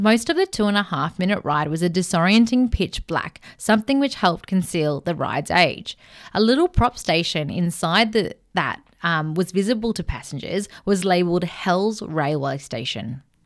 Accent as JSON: {"language": "English", "town": "Melbourne", "region": "Victoria", "country": "Australia", "said": "we're from Melbourne"}